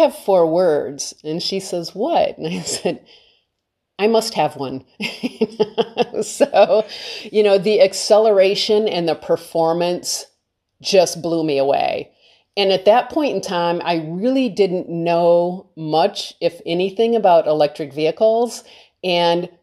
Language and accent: English; Detroit, Michigan, United States; also born or lived in California; now in Maine, United States; I grew up in Detroit